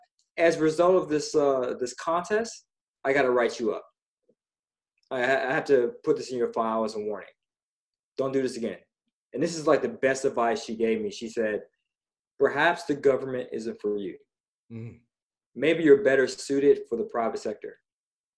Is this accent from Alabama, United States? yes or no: no; Pittsburgh, Pennsylvania, United States; I'm from Pittsburgh originally.